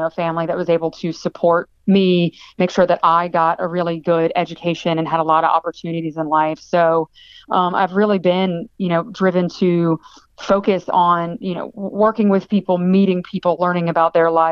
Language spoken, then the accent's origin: English; Virginia, United States; moved away as an adult; now in Los Angeles, United States; I was born and raised in Virginia. Spent my whole life there